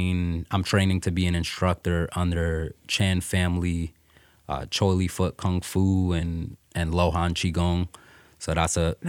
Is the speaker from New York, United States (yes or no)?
yes; New York City, New York, United States; also born or lived in Coney Island; now in San Diego, United States; I'm originally from Brooklyn, New York.